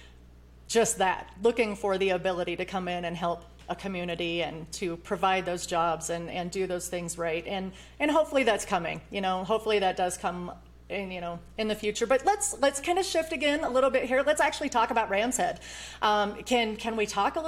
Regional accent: Iowa, United States; now in Colorado, United States; I came from the Midwest. I grew up in Iowa

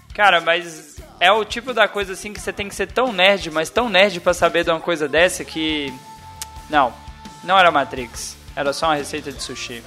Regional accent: Brasília, Federal District, Brazil; now in Goiás, Brazil; eu sou filho de cearense, eu moro no Goiás, mas eu nasci em Brasília

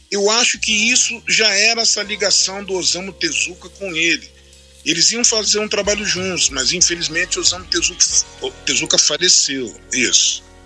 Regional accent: Brazil; eu cresci vendo essas, porque isso no Brasil foi muito forte

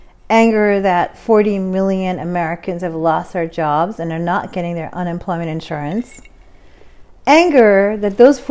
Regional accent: Pakistan; now in United States; I am a Pakistani woman that was very fortunate to come into this country because my father did well in Europe. He was very poor himself.

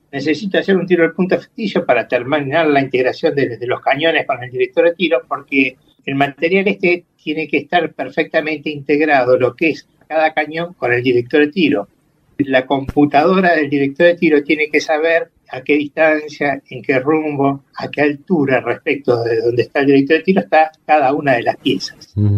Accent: Entre Ríos, Argentina; Soy de Entre Ríos, tengo familiares allá que en algún momento me dejaron manejar tractor

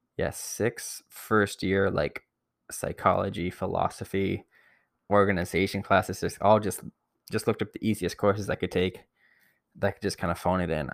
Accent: Barrie, Ontario, Canada; I'm from Barrie originally

